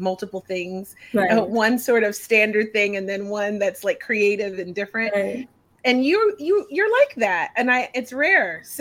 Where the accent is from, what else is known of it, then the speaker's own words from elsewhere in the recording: Philadelphia, Pennsylvania, United States; also born or lived in Miami; I'm from the East Coast. I'm from Philadelphia.